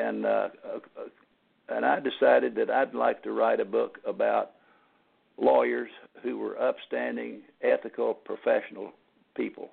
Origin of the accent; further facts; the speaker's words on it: Temple, Texas, United States; now in Houston, United States; I was born in Temple, Texas, which is a relatively small city in central Texas.